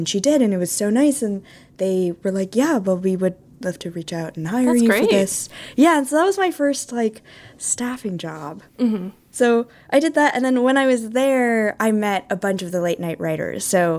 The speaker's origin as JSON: {"language": "English", "region": "California", "country": "United States", "lives_now": "New York, United States", "said": "And then I'm not originally from Vermont. That's why I mentioned it. I'm from California. So Vermont was like a whole new world."}